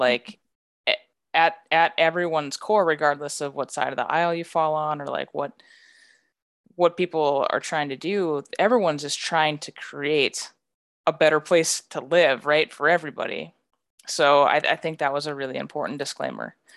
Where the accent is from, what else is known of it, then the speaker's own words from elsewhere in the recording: rural North Dakota, United States; I'm from a rural, like, rural North Dakota